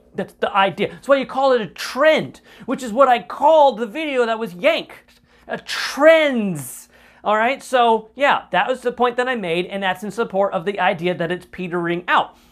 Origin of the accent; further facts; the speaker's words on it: United States; as an American citizen